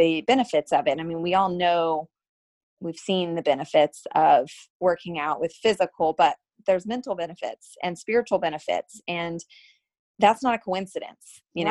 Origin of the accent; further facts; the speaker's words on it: Asheville, North Carolina, United States; I grew up in Asheville, North Carolina